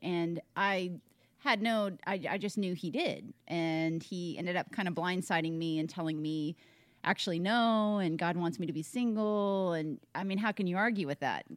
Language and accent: English; Tennessee, United States; moved away as an adult; now in Arizona, United States; born and raised in Tennessee, East Coast, moved out to Arizona, so I'm uprooted.